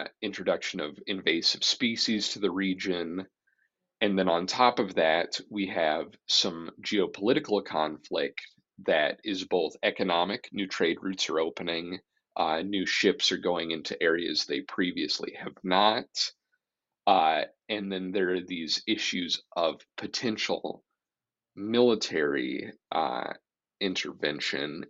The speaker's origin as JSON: {"language": "English", "region": "Iowa", "country": "United States", "said": "I'm from Iowa"}